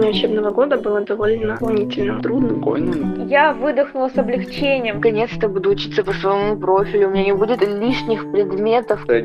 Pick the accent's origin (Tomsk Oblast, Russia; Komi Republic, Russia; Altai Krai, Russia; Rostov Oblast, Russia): Rostov Oblast, Russia; Persianovsky; Я из Ростовской области. С поселка Персиановского.